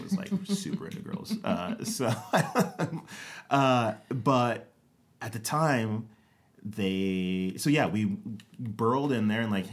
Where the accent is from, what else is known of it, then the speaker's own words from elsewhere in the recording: Rialto, California, United States; moved away as an adult; now in Atlanta, United States; we grew up in Southern California in like Rialto